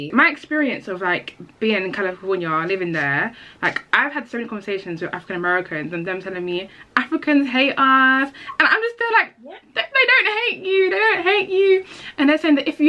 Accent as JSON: {"language": "English", "country": "United Kingdom", "said": "I feel like even as British blacks, we are affected by their culture in itself"}